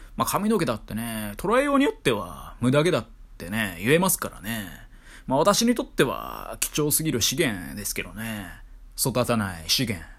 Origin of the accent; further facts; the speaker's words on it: Kyoto, Japan; moved away; 京都市内のね、とある場所付近が、まあ、私の地元